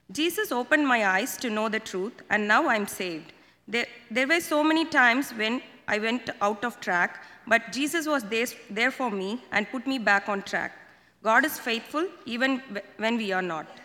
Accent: India; moved away; Uh, I was born in India and brought up in a Christian family.

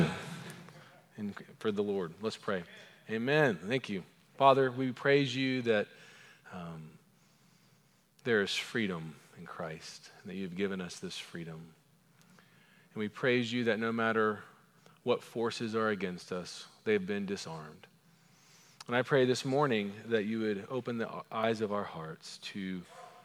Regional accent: Edmond, Oklahoma, United States; accent: Oklahoman; my Oklahoman accent

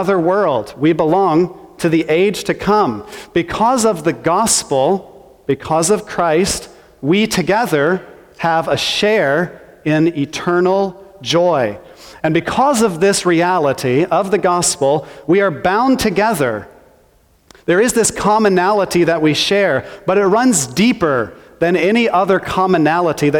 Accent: Missouri, United States; I'm from Missouri

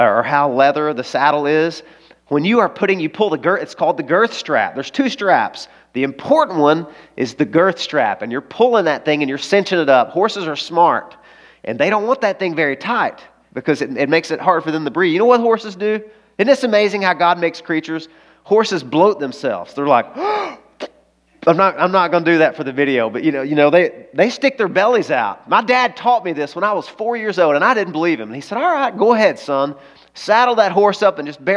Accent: the South, United States; I grew up in the South. I grew up on a farm

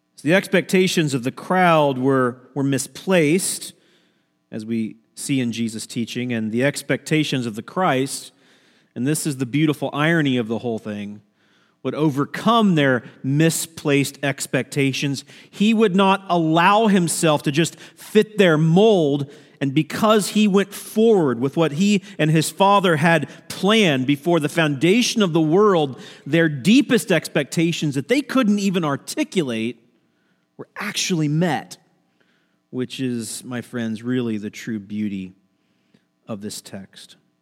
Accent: Midwest, United States; moved away as an adult; also born or lived in the South; now in Ohio, United States; I grew up in the Midwest

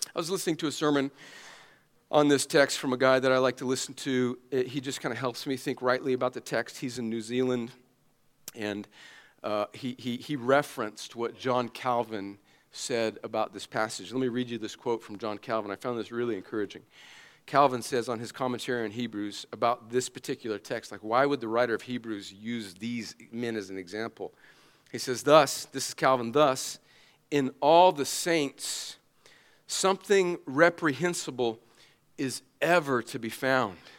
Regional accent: United States; as an American Christian.

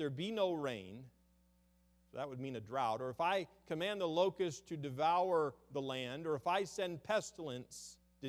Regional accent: United States; as American citizens

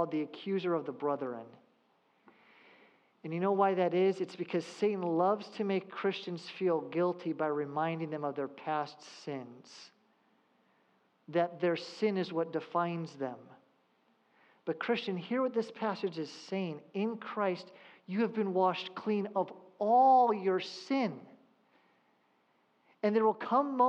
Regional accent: Southern California, United States; I grew up in Southern California

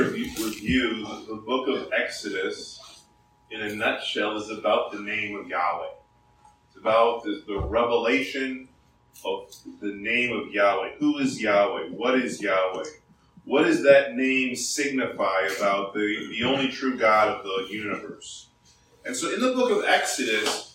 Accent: South Korea; now in United States; I grew up in Korea in high school

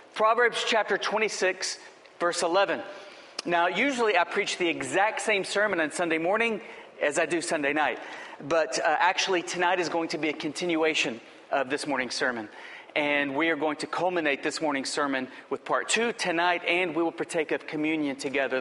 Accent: Lubbock, Texas, United States; I grew up in Lubbock, Texas

